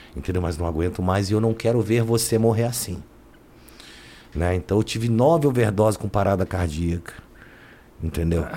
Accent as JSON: {"language": "Portuguese", "region": "São Paulo", "country": "Brazil", "said": "eu vim para São Paulo, eu vim com sete anos mais ou menos morar em São Paulo."}